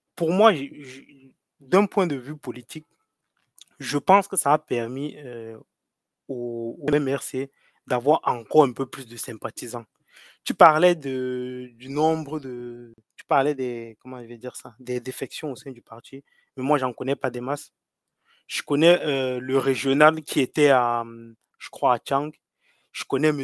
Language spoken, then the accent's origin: French; Cameroon